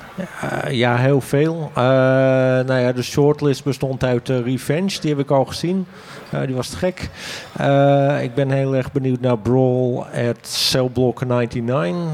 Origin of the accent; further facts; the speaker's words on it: Hoorn, North Holland, Netherlands; Ik kom uit Horen